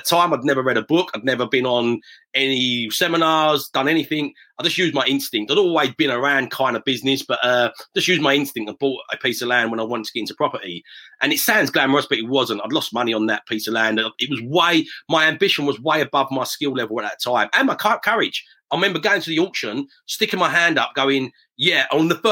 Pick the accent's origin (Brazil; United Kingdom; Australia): United Kingdom; Aveley, East of England; also born or lived in London; I was born in London. I'm really proud of being born in London, born in Plaistow Hospital. But from the age of six, we grew up in a little village called Aveley, still on the inside of the M25